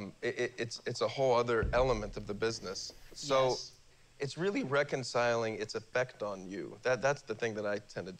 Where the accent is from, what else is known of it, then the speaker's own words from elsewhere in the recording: Philadelphia, Pennsylvania, United States; as a young man growing up in Philadelphia